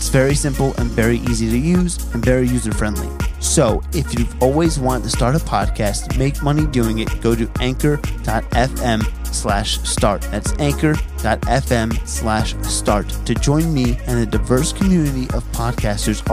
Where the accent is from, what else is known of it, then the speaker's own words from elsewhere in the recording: New Jersey, United States; I'm from Jersey originally